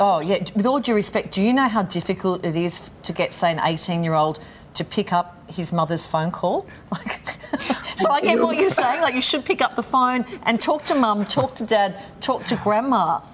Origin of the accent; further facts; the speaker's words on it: Nigeria; I'm a marketer from Nigeria.